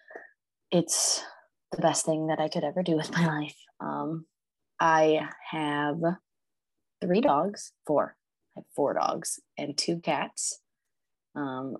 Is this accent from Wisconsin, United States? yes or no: no; Rootstown, Ohio, United States; also born or lived in Akron, Ohio / Ellet, Ohio; I was born in Akron. And then when I was like 5 years old, we moved to Rootstown, which is where I spent the rest of my childhood until I moved out of Rootstown when I was 20.